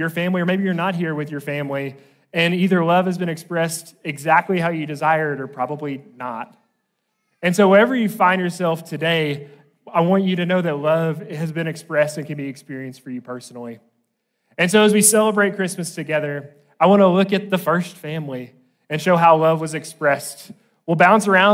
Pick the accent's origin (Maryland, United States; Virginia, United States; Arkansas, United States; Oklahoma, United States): Arkansas, United States; Blytheville; We're from Blytheville, Arkansas. It's pronounced Blytheville. If you're really from there, you can get it in one syllable